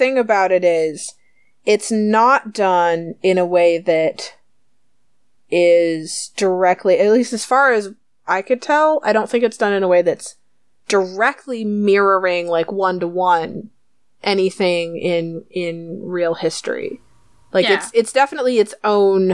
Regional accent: United States; we're American

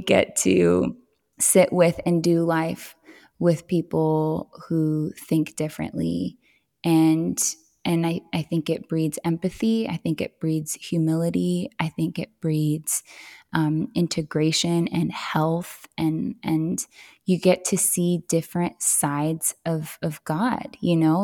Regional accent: Southern California, United States; moved away as an adult; now in Tennessee, United States; growing up in Southern California, it, it was incredibly diverse

